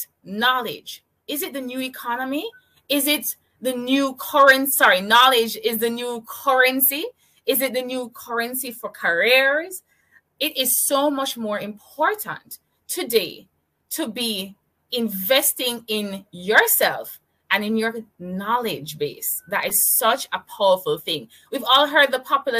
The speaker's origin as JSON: {"language": "English", "town": "Kingston", "country": "Jamaica", "said": "I'm from Kingston, Jamaica."}